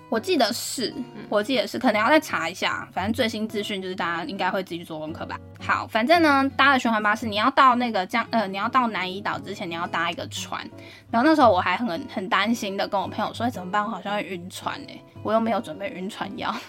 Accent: Taiwan; 我们台湾人

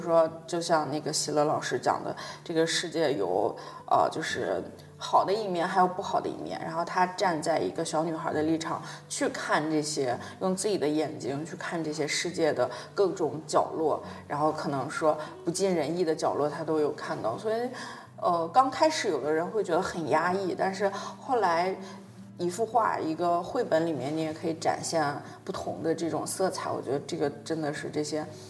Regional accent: northern China, China; accent: northern dialect; also born or lived in Beijing; 我今天也是方言很多啊，北方的那种方言

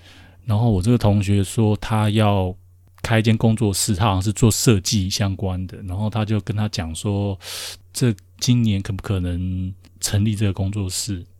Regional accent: China; 我说：“哈，我是大陆人。”

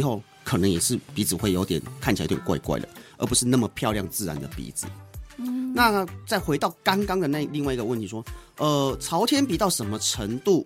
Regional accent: Taiwan; 我们台湾人、东方人产生，因为东方人的软组织通常是相对厚的

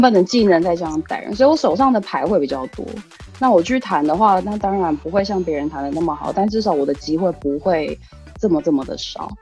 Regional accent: Taiwan; now in Tokyo, Japan; 我台湾人

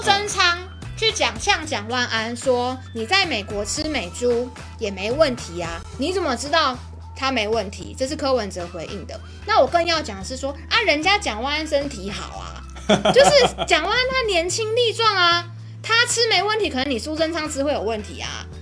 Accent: Taiwan; 让我们台湾人去吃一样。

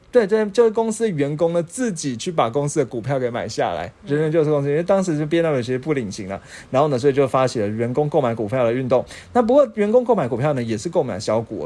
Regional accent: Taiwan; 我们台湾人

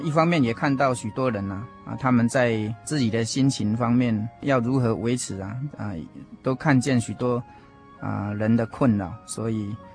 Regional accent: Puli, Nantou County, Taiwan; 我来自南投埔里

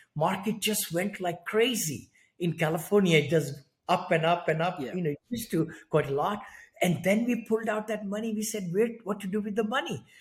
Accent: India; moved away as an adult; also born or lived in San Francisco area, United States; now in San Francisco, United States; I'm from India originally. I grew up there in a very small one bedroom apartment

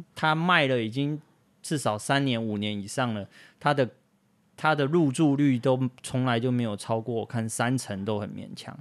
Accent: Taoyuan, Taiwan; moved away; also born or lived in Yilan; 我家就在青浦高铁站从化区的旁边

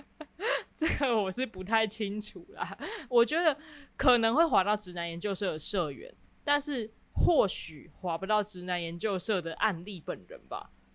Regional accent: Kaohsiung, Taiwan; 我是高雄人

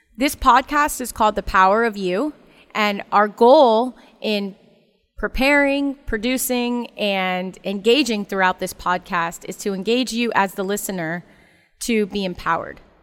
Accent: Ocala, Florida, United States; growing up in Ocala

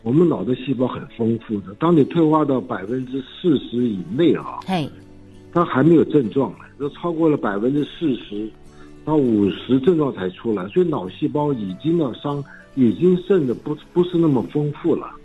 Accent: Taiwan; also born or lived in United Kingdom; 我是在眷村长大

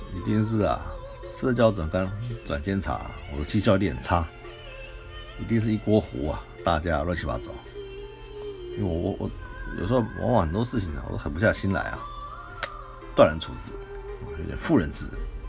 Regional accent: Taiwan; 我们生于斯啊，长于斯啊，对不对？当然啦，一切以啊台湾优先嘛

